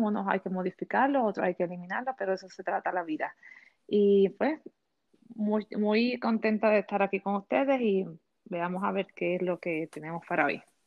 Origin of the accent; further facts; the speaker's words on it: Puerto Rico; moved away as an adult; now in Orlando, United States; soy natural de Puerto Rico. Llevo alrededor de 13 años viviendo aquí en Orlando.